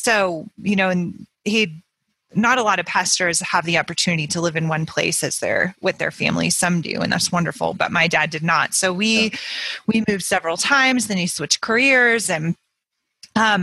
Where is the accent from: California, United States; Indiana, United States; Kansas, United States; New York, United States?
California, United States; Bay Area; also born or lived in San Francisco; I was born there, but I grew up in the Bay Area, which is just, you know, about 45 minutes south of San Francisco